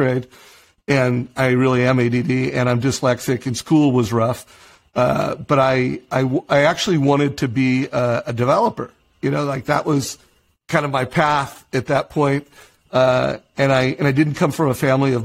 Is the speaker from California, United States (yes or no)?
yes; Huntington Beach, California, United States; I grew up in Huntington Beach